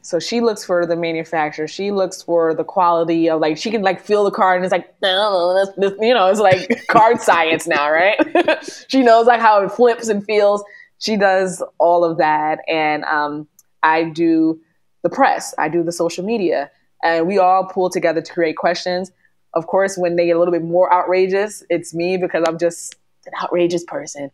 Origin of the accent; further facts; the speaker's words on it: New York, United States; because we're Northeasterners and I'm a New Yorker